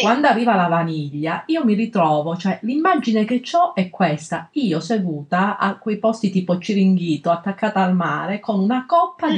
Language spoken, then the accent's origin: Italian; Calabria, Italy; now in Milan, Italy; nel mio paese in, in, in, Calabria, in collina set, a 700 metri